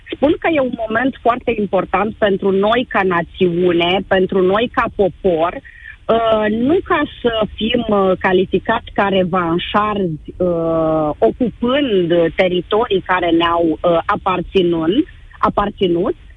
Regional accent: Iași, Iași County, Romania; sunt din Iași, am 49 de ani

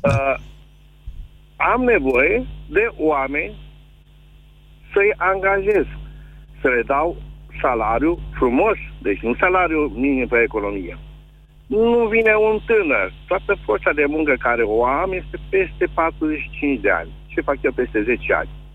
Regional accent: Moldavia, Neamț County, Romania; eu sunt din Moldova

